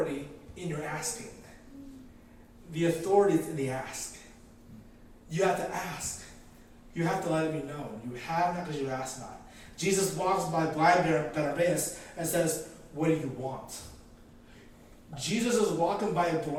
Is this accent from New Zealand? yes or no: no; Philippines; I'm Filipino, and we love the karaoke